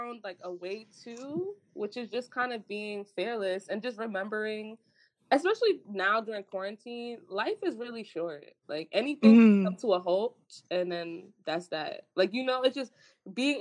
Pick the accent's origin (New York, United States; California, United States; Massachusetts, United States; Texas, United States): New York, United States; New York City; I grew up in Brooklyn, and when I grew up in Brooklyn, it wasn't any gentrification.